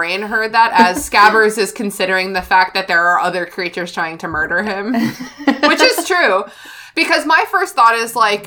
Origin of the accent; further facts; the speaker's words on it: United States; as an American